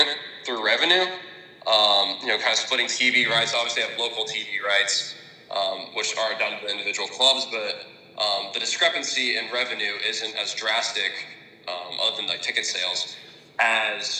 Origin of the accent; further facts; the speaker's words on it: Atlanta, Georgia, United States; Atlanta, my hometown team